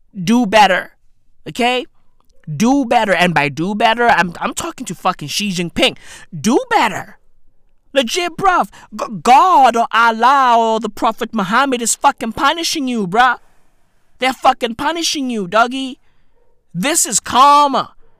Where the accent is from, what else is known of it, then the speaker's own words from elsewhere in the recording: Johannesburg, Gauteng, South Africa; I'm South African. I don't, I don't know any of these places. I'm from Joburg. You feel me? I'm, I'm from Johannesburg